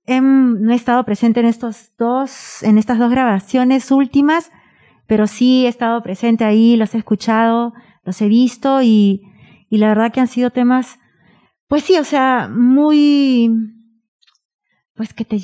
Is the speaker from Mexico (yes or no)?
no; Peru; moved away; soy peruana